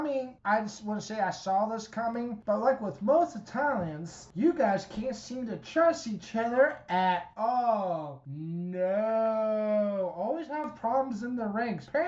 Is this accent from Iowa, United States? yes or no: yes; Iowa, United States; No, I'm from Iowa. Never mind.